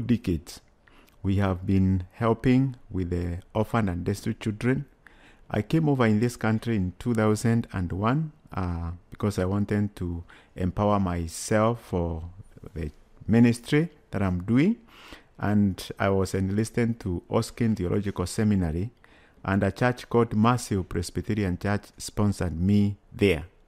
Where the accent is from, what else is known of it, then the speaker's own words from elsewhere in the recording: Kenya; moved away as an adult; now in United States; I come from Kenya